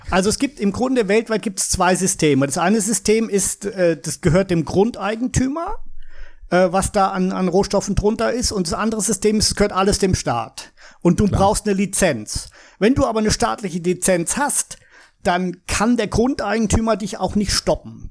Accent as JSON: {"language": "German", "town": "Heidelberg", "region": "Baden-Württemberg", "country": "Germany", "tie": "born or raised there", "also_born_or_lived": "Würzburg, Bavaria", "moved": "yes", "said": "Ich bin äh, gebürtiger Würzburger, also eigentlich Bayer, aber habe praktisch mein ganzes Leben in Deutschland im Heidelberger Raum verbracht, im Nordbadischen."}